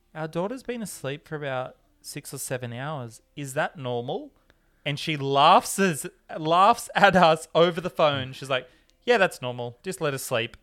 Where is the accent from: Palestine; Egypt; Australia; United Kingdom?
Australia; when Howie and I grew up in Australia, we never had Halloween